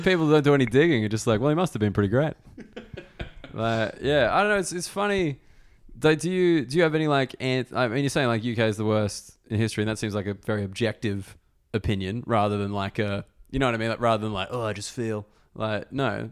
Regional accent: Australia; as an Australian

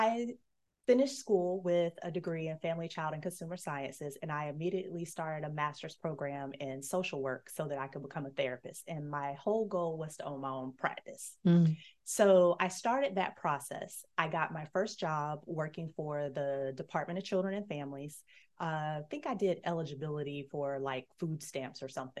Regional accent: Destin, Florida, United States; I grew up near Destin, Florida

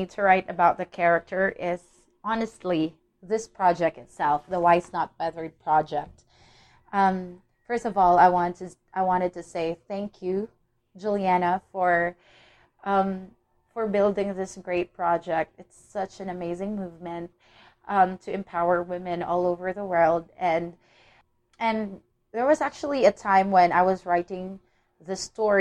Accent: Philippines; I'm from the Philippines

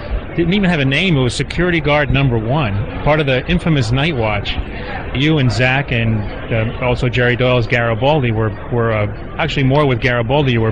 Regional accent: Cuba; now in United States; I'm a Cuban refugee

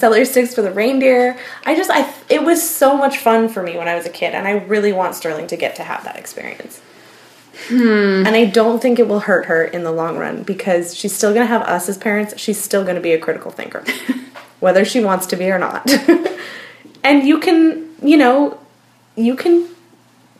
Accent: Port Coquitlam, British Columbia, Canada; I grew up in Port Coquitlam

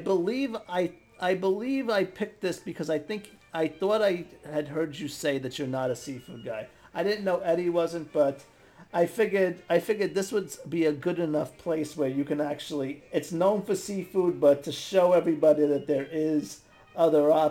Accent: New York, United States; I'm from New York

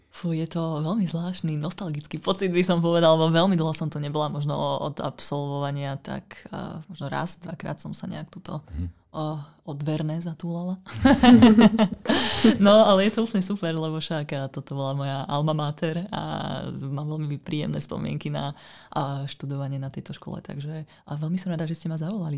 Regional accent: Ružomberok, Žilina Region, Slovakia; moved away as an adult; also born or lived in northern Bohemia, Czech Republic; ja pochádzam z Ružomberka, kde som vlastne vyrastala, kde som teda študovala strednú školu a potom vlastne v 18 rokoch som ujazdila na sever Čiech

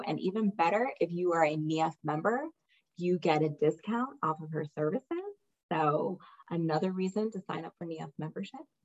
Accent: Cleveland, Ohio, United States; moved away as an adult; also born or lived in Milan, Italy; in Cleveland, Ohio, by the way. I'm from Cleveland

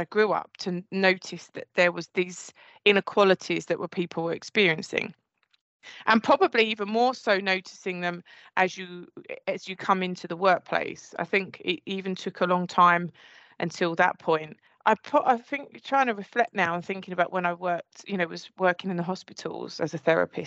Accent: Essex, East of England, United Kingdom; accent: Essex; my Essex accent

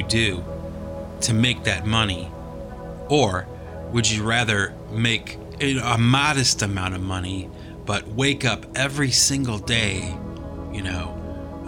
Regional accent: United States; I do live in America. I'm an American

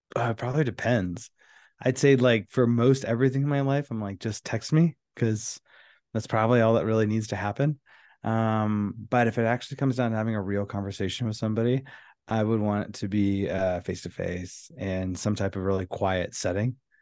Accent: Houston, Texas, United States; I was raised in Houston, Texas.

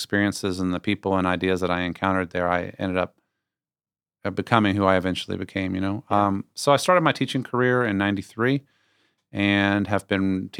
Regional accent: Virginia, United States; I was raised in Northern Virginia. I went to William & Mary, a great old school.

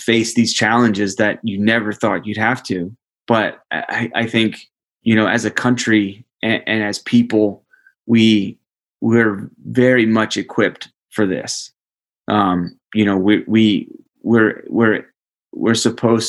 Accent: United States; the duty that comes with being an American

